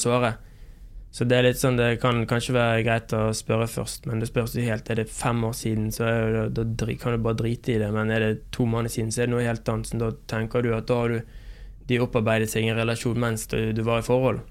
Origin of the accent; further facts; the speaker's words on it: Bergen, Vestland, Norway; moved away; når jeg er hjemme i Bergen og har vært hjemme i Bergen noen uker